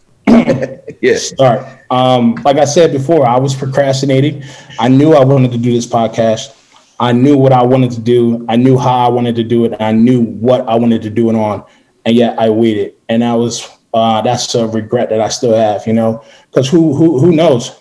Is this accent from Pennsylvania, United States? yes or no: yes; Philadelphia, Pennsylvania, United States; I'm from Philadelphia